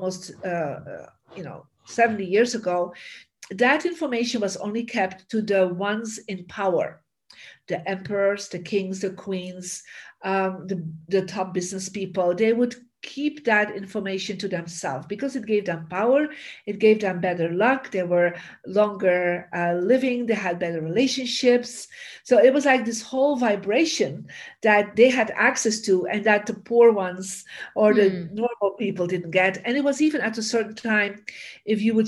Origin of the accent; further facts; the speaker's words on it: Bruges, Flanders, Belgium; moved away as an adult; now in United States; I am from Belgium originally, from a beautiful city called Bruges, you know, the Venice of the North